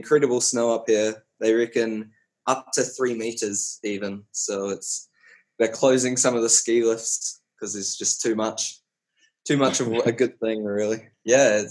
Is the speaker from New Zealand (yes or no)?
yes; New Zealand; moved away as an adult; now in Switzerland; I worked 6 months in New Zealand in my hometown. So I stayed with my parents.